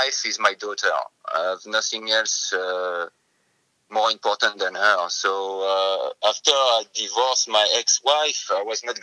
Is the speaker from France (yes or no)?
yes; Paris, Île-de-France, France; moved away as an adult; also born or lived in Australia / Tokyo, Japan; now in Ashland, United States; I'm a city boy, so I'm from Paris, France. So I've been raised in big cities